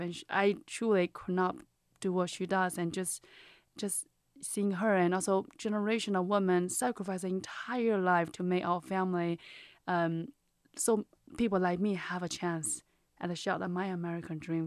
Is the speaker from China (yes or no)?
yes; China; English is a second language; moved away as an adult; now in United States; I'm from China